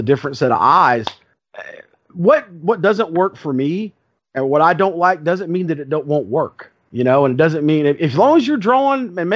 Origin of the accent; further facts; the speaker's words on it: the Carolinas, United States; me growing up in the Carolinas